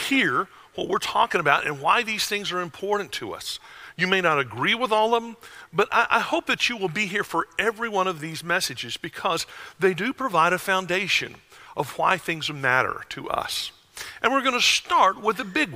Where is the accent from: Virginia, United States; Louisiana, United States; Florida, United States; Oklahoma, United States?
Florida, United States; Wauchula; moved away; A little town you've never heard of called Wachula